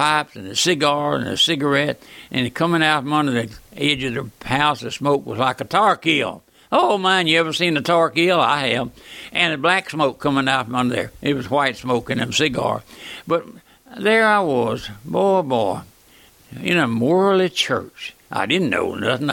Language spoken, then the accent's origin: English; South Louisiana, United States; the old country boy raised here in South Louisiana on the strawberry patch